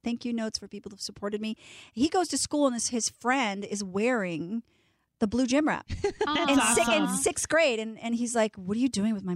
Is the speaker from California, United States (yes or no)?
no; Baltimore, Maryland, United States; now in Los Angeles, United States; I've been here forever, but I was born in Baltimore